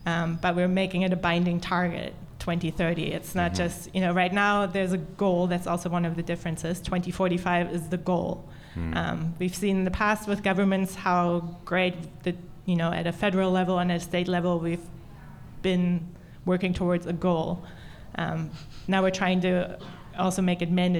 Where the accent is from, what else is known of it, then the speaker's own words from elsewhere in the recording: Berlin, Germany; I'm from Berlin